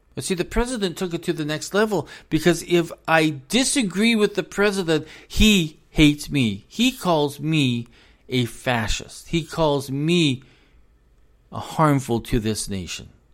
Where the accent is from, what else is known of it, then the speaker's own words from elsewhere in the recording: United States; I'm an American. I was born an American